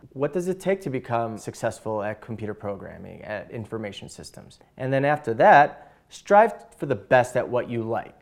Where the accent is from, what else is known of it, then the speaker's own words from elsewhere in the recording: Chicago, Illinois, United States; I'm from Chicago, Illinois.